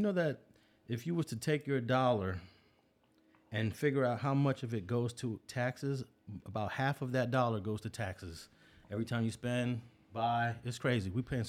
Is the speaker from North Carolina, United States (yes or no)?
no; New York, United States; moved away; Now, I grew up in the early part of my life in New York. Bed-Stuy, they call it Bed-Stuy Do or Die.